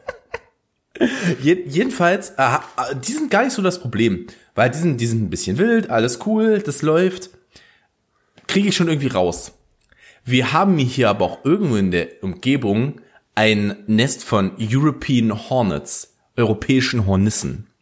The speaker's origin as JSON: {"language": "German", "country": "Germany", "said": "als Deutscher"}